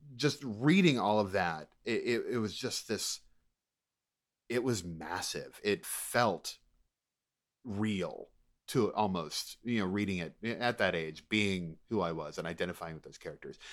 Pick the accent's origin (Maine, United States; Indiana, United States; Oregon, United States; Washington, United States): Maine, United States; I'm from Maine